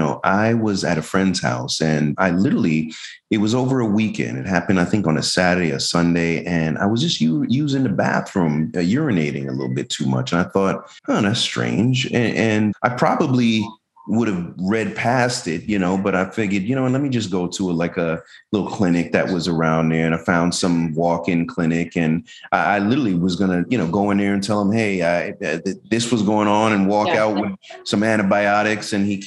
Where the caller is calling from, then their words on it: Tampa, Florida, United States; I'm from Tampa, Florida.